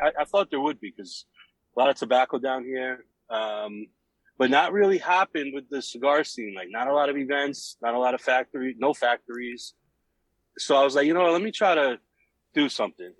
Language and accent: English; New York, United States; moved away; growing up in New York, I used to hang out in a couple factories.